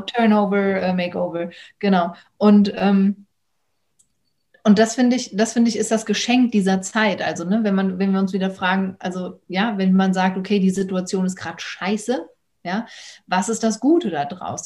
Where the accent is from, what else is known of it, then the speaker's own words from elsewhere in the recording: Germany; aus Deutschland.